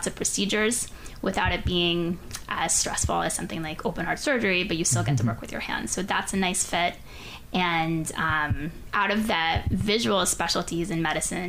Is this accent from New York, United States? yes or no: no; Pensacola, Florida, United States; moved away as an adult; I grew up in Pensacola, Florida